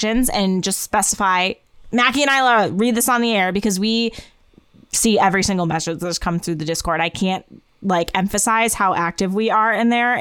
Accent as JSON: {"language": "English", "region": "Northeast", "country": "United States", "said": "we're from the Northeast"}